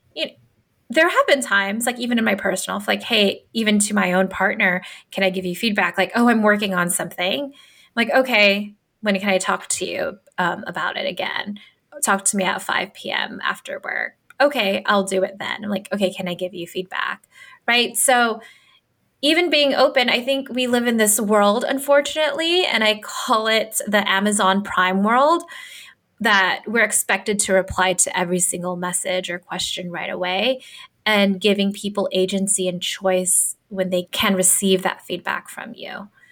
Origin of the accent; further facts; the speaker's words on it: Philippines; moved away; I'm a first generation immigrant. I'm Filipino and I grew up differently, right, from everyone else.